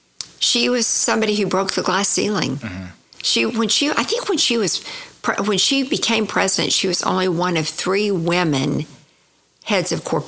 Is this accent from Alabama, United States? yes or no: no; Tulsa, Oklahoma, United States; I went to the University of Oklahoma and started in color and design.